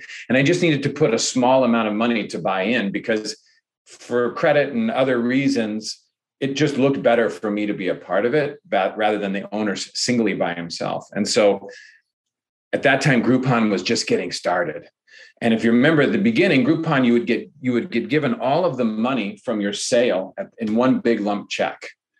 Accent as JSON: {"language": "English", "country": "Ireland", "said": "I think this is a project that I think, because I'm Irish, right?"}